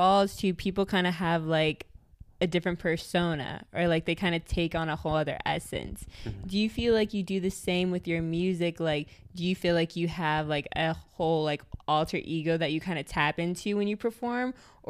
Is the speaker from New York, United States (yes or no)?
yes; Syracuse, New York, United States; now in Austin, United States; I moved here to Austin to go to school at UT, because I came from New York. I came from Syracuse.